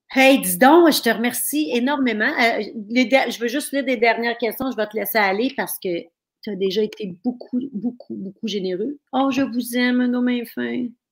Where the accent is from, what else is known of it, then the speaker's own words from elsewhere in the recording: Thetford Mines, Quebec, Canada; moved away; je viens de Tetford Mines, Black Lake, puis ma famille là-bas m'écoute